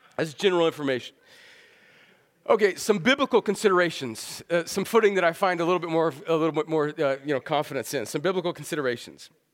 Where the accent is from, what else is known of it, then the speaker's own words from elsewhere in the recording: El Centro, California, United States; moved away; I grew up in El Centro, California